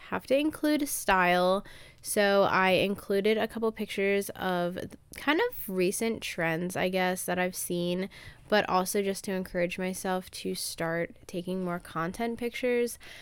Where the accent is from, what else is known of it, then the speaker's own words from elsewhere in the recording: Maryland, United States; I'm from Maryland and I've kind of grown up in the same town